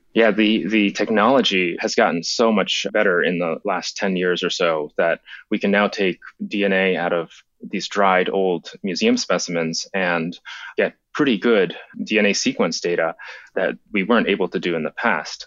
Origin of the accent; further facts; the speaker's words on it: Japan; moved away; When I was a, a kid, I grew up in Japan